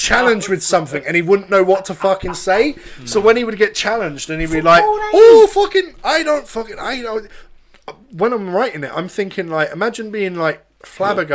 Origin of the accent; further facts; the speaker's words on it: London, United Kingdom; I'm from London